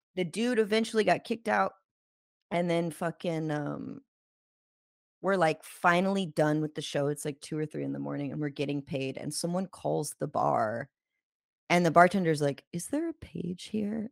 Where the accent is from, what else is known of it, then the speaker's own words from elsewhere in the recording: Jacksonville, Florida, United States; we're from the South